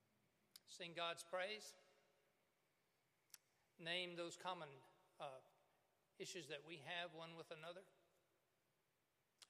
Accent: Cuba, Alabama, United States; I'm from Cuba, Alabama

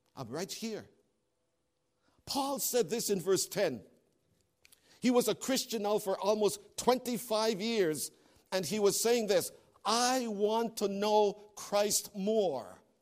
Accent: Canada; moved away; As a Canadian

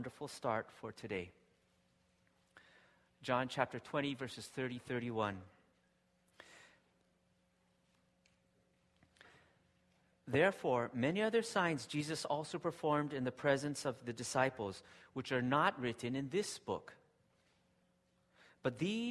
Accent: Hawaii, United States; now in Japan; I grew up in Hawaii, and my wife and kids love Hawaii.

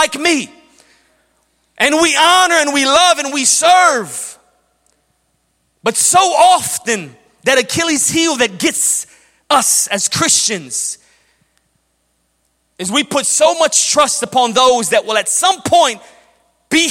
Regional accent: Chicago, Illinois, United States; I grew up in Chicago. When we were young kids growing up in Chicago in the 90s

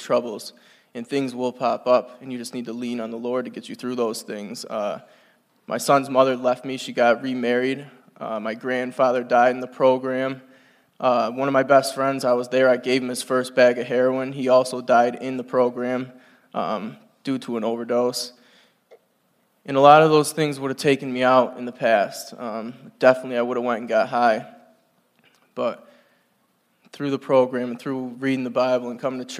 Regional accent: North Adams, Massachusetts, United States; I'm from North Adams, Massachusetts

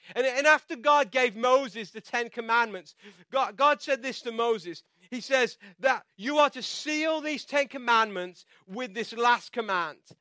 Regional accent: England, United Kingdom; now in United States; I'm from England

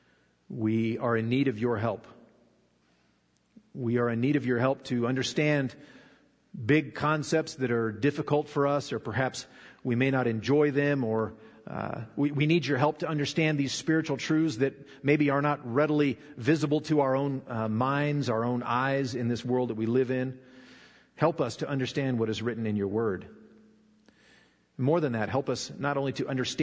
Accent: Nevada, United States; also born or lived in Arkansas; We moved to Nevada when I was 9 from Arkansas

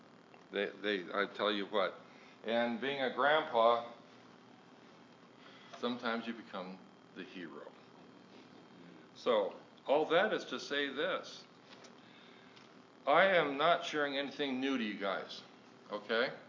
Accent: Deadwood, South Dakota, United States; I am from here in the hills, born in Deadwood

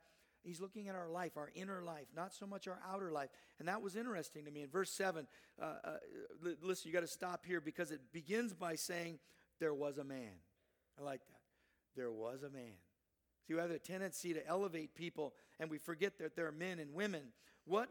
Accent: Southern California, United States; I grew up down in Southern California.

